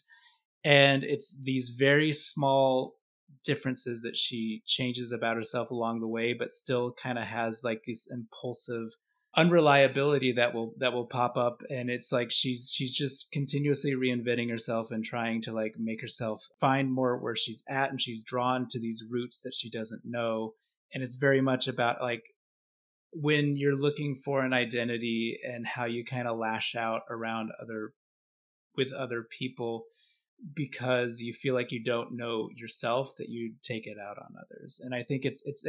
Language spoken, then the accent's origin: English; Boise, Idaho, United States; moved away; also born or lived in Knoxville, Tennessee; I grew up primarily in Boise, Idaho. I lived in Knoxville, Tennessee.